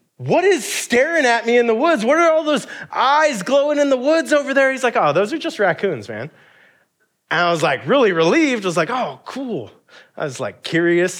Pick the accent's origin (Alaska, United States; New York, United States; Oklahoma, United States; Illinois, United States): Alaska, United States; being a kid growing up in Alaska